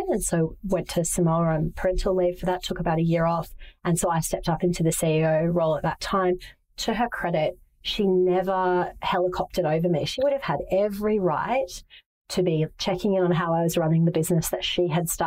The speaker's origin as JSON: {"language": "English", "town": "Manila", "region": "Metro Manila", "country": "Philippines", "tie": "born or raised there", "said": "I grew up in Asia and Ho Chi Minh City absolutely takes my breath away as a place that is so reflective of what it is to be Vietnamese. I didn't live there. I lived in Manila"}